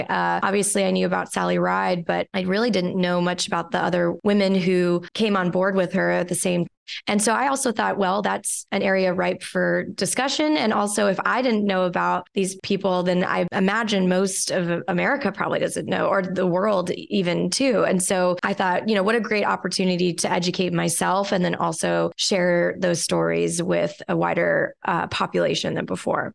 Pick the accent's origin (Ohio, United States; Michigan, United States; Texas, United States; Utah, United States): Texas, United States; Houston; I grew up outside of Houston near NASA's Johnson Space Center